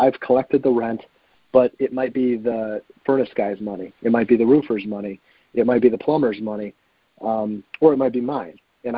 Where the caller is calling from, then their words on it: Cleveland, Ohio, United States; I'm in Cleveland.